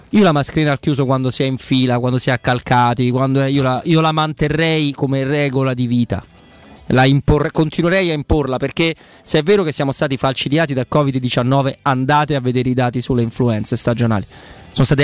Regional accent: Rome, Lazio, Italy; Quindi noi come romani perché noi non siamo passati eh, alla rossa dell'arancione, noi siamo passati alla rossa dalla gialla. Il Lazio è la regione gialla

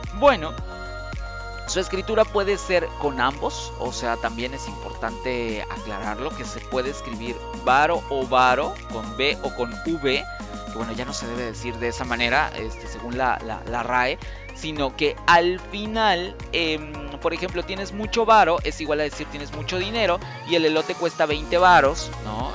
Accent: Mexico; Los mexicanos tenemos una serie de expresiones

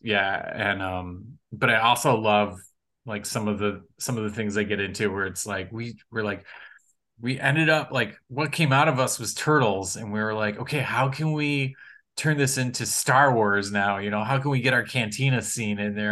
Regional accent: Kalamazoo, Michigan, United States; I grew up in Michigan in Kalamazoo, Michigan

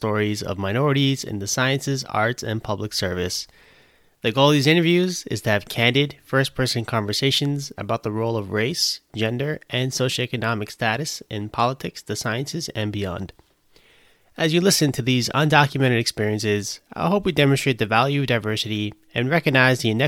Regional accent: New York City, New York, United States; I was born in Brooklyn, and yeah. I lived there my entire life

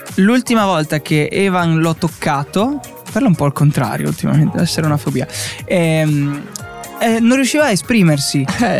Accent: Friuli-Venezia Giulia, Italy; dalle nostre parti, un po' in Friuli

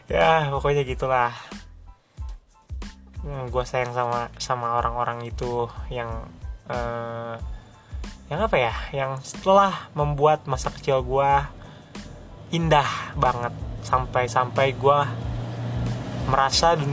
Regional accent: Bogor, West Java, Indonesia; also born or lived in Bekasi; gue lahir di Bekasi cuma 40 hari di sana dan gue semenjak 40 hari itu di Bogor gitu dan hitungannya udah orang Bogor dong 20 tahun men seumur hidup gue di Bogor

